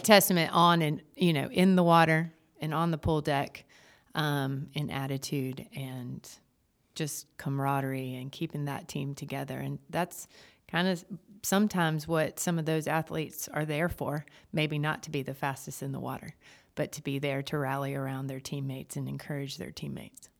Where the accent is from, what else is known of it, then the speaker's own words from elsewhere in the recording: Jamestown, North Carolina, United States; now in Wilmington, United States; I grew up in Jamestown, North Carolina, and came to U N C